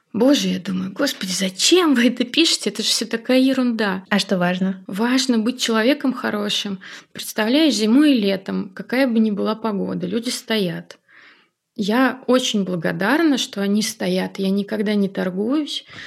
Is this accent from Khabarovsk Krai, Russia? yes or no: no; Tolyatti, Samara Oblast, Russia; moved away as an adult; now in Saint Petersburg, Russia; я на Волге выросла